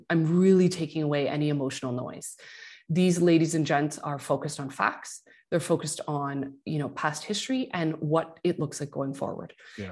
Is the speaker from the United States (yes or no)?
no; Quebec, Canada; I'm from Quebec.